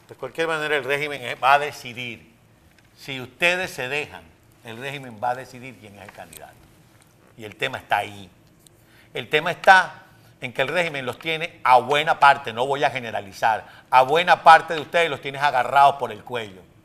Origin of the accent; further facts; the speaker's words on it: Venezuela; moved away as an adult; now in United States; Cuando yo me fui de Venezuela en el año 2007